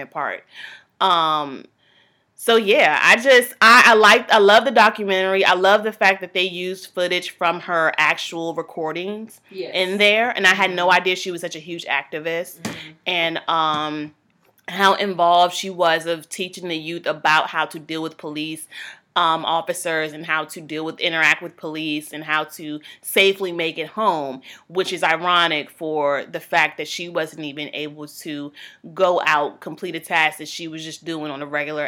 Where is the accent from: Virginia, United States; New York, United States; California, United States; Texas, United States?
Virginia, United States; Growing up in Virginia